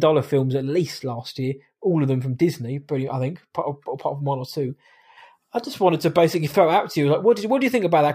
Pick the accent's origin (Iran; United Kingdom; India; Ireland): United Kingdom; I am British